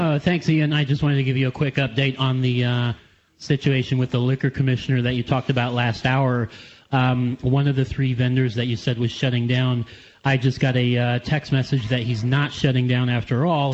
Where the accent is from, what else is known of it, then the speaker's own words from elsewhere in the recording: Canada; now in United States; I am a Canadian uh, and I'm in the process of becoming an American